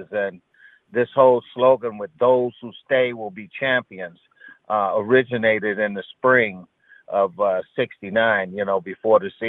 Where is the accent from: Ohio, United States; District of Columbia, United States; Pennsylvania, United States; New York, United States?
Ohio, United States; Barberton; We're both from Barberton. We're gonna show him how to play football up here in Michigan.